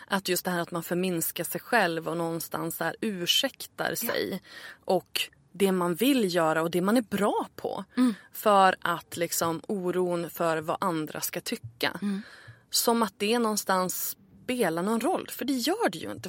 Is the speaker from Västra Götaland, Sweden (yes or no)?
no; Örnsköldsvik, Västernorrland County, Sweden; moved away; also born or lived in Stockholm; Jag flyttade ju tillbaka till Örnsköldsvik där jag är född för ett år sedan ungefär. Mm. Efter att ha bott i Stockholm i 12 år